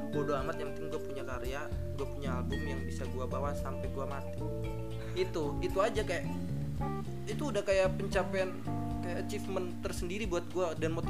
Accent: Jakarta, Indonesia; karena gue dari Jakarta gue gue rekaman di sini

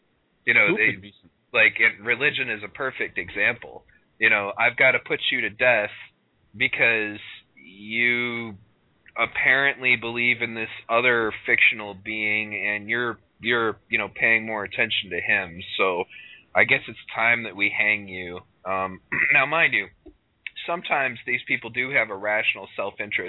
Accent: United States; I am American, asshole. I'm a Native American

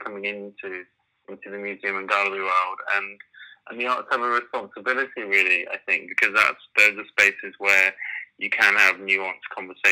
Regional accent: United Kingdom; I'm British Asian

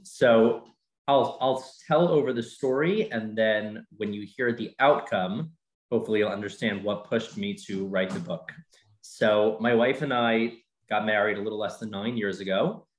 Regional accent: Baltimore, Maryland, United States; moved away as an adult; also born or lived in Jerusalem / Brookhaven, Georgia; now in Atlanta, United States; So I grew up in Baltimore

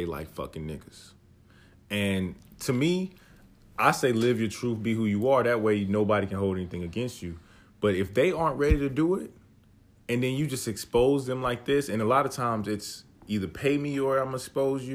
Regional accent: North Carolina, United States; we grew up in North Carolina

